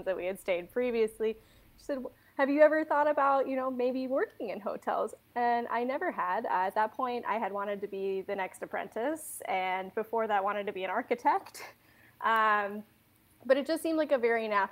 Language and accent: English; Massachusetts, United States; moved away as an adult; also born or lived in Denver, Colorado / London; I'm from Massachusetts and was going to school in Denver, Colorado